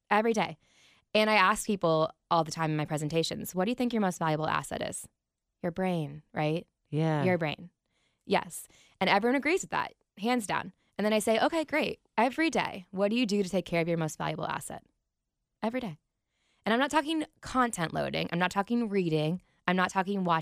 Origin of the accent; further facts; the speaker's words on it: Columbus, Ohio, United States; I was raised on the Browns football. I'm from Columbus. My parents are from Cleveland.